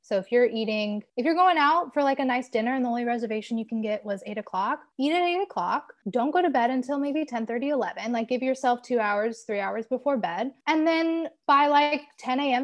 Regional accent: Southern California, United States; moved away as an adult; now in New York City, United States; I was born and raised in Southern California

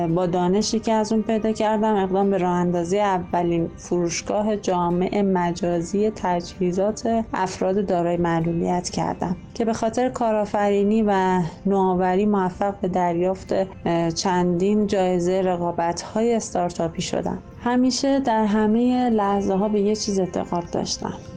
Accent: Tonekabon, Mazandaran, Iran; also born or lived in Rudsar; توی عروس شهرهای شمال تونکابان به دنیا آمدم

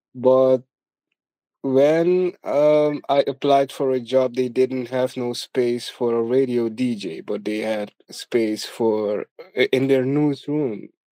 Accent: Suriname; I was born and raised in Suriname. Um, I, I've been here all my life

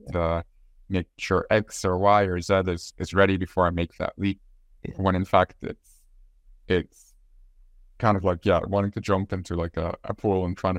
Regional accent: Egypt; moved away as an adult; now in Ireland; I'm from Egypt. I've recently gotten my Irish citizenship as well.

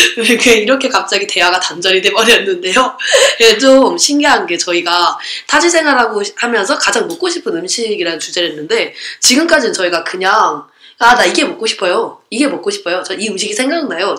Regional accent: Gwangmyeong, Gyeonggi Province, South Korea; 광명에 살았으니까

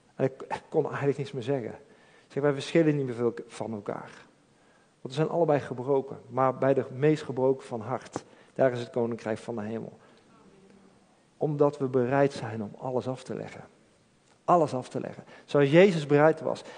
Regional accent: Eindhoven, North Brabant, Netherlands; ik kom uit Eindhoven.

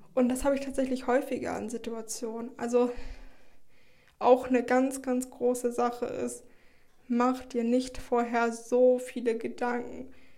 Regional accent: Schleswig-Holstein, Germany; moved away as an adult; now in Heidelberg, Germany; ich komme ja aus Schleswig-Holstein

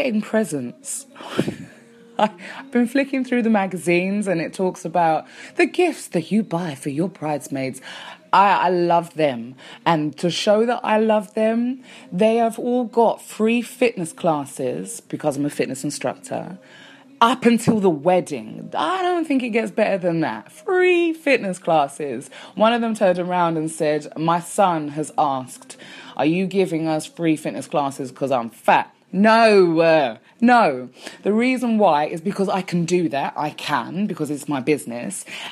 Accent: London, United Kingdom; accent: English; Born and raised a Londoner

